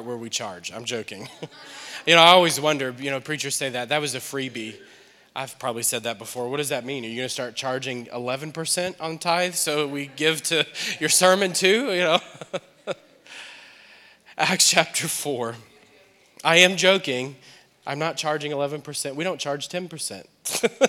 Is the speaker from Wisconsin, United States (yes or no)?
no; New Orleans, Louisiana, United States; moved away as an adult; now in Akron, United States; We're from New Orleans, and we've been here now for about 2 years